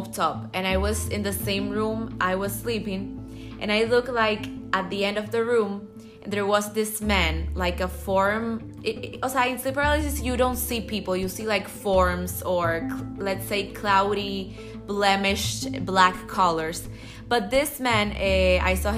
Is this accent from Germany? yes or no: no; Dominican Republic; I'm from the Dominican Republic, and I'm 21 years old.